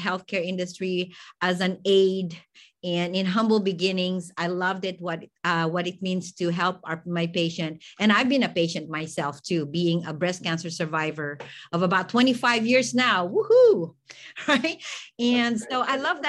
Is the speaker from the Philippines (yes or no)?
yes; Philippines; moved away as an adult; now in United States; I'm actually an immigrant from the Philippines. And so, you know, I'm very Filipino.